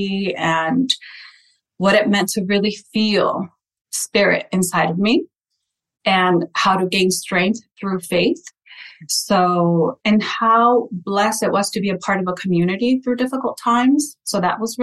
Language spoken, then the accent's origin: English; Santa Paula, California, United States; first language Spanish; English is a second language; I was born and raised in Santa Paula, California.